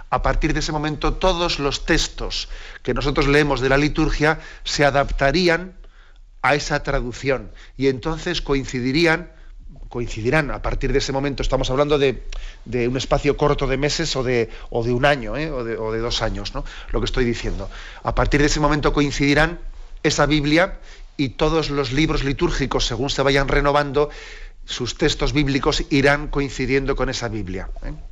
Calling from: Zaragoza, Aragon, Spain; de Zaragoza

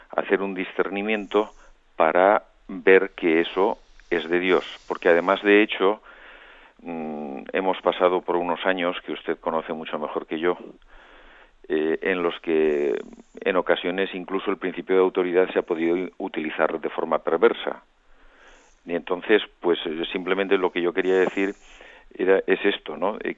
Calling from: Madrid, Community of Madrid, Spain; Buenos días, don José Ignacio … de Madrid.

